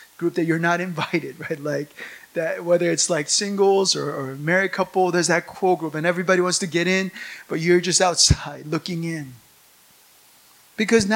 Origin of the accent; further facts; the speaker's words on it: United States; now in South Korea; living as an American in this city, amongst Koreans